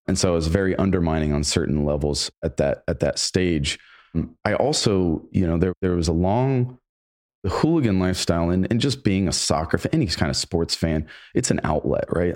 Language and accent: English; Granville, Ohio, United States; I ended up going to the local O S U branch my first year out of high school, worked full-time, went to college full-time, got on the dean's list just by, honestly, from the Granville education